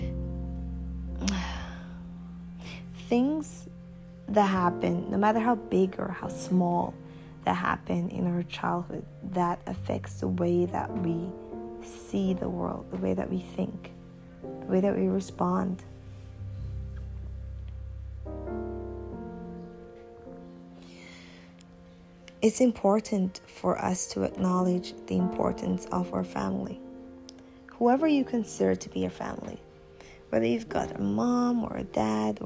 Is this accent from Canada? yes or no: no; Jamaica; moved away as an adult; also born or lived in China; my hometown, my home country